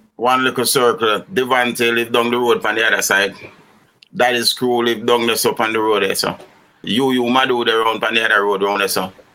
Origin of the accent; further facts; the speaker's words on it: Kingston, Jamaica; also born or lived in Rockfort, Kingston / Rollington Town / Franklin Town; I grew up in um, East Kingston of Jamaica